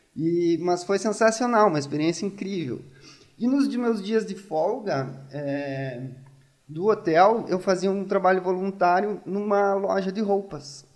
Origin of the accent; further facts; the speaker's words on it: Santo Augusto, Rio Grande do Sul, Brazil; moved away as an adult; also born or lived in Palmeira das Missões, Brazil / Ireland / Italy / Pamplona, Spain; now in Coimbra, Portugal; Eu nasci em Palmeiras das Missões e no outro dia já estava em Santo Augusto